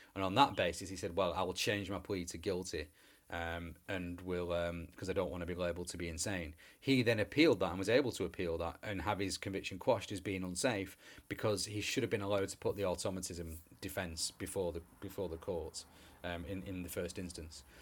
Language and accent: English; England, United Kingdom; we're English